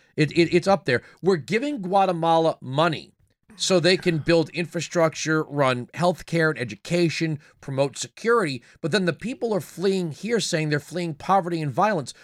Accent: Long Island, New York, United States; moved away; I'm from Long Island, uh, originally.

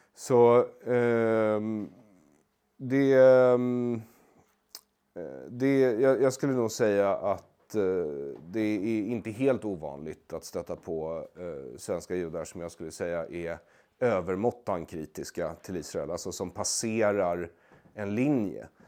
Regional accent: Sweden; jag har ju växt upp eh, som svensk jude

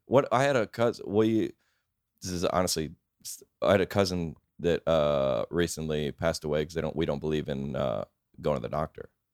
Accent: Lilburn, Georgia, United States; I was born in Lilburn, Georgia.

